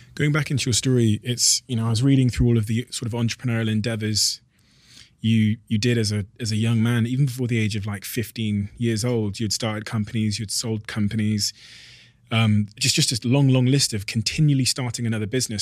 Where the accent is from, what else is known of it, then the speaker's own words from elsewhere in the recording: Botswana; I was born in Botswana in Africa